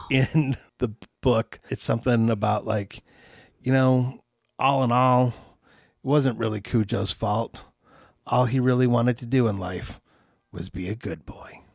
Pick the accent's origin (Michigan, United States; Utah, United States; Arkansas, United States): Michigan, United States; Troy; Troy, Michigan, my hometown